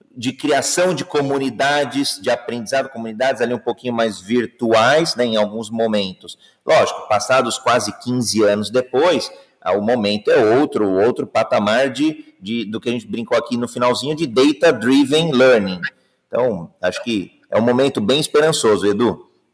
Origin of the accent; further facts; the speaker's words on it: Brazil; Eu sou brasileiro